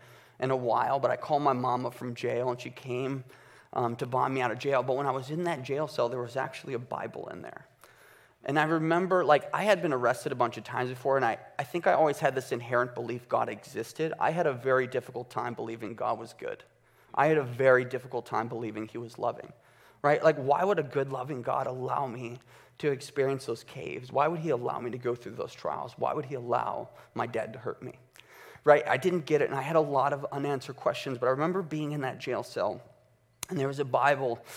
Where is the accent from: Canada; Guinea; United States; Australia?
United States; Chicago, Illinois; I was born and raised in Chicago with my mother, father, and two twin sisters until I was 11 years old